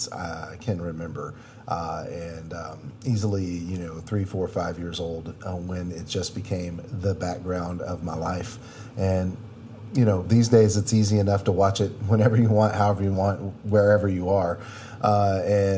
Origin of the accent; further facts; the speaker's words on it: United States; being American